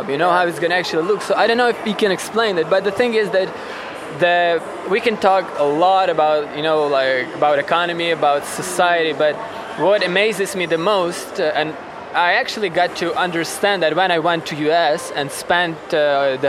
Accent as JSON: {"language": "English", "region": "Western Ukraine", "country": "Ukraine", "tie": "born or raised there", "also_born_or_lived": "Kamchatka, Russia", "second_language": "English", "moved": "as an adult", "said": "I grew up in Ukraine, in the west part of Ukraine"}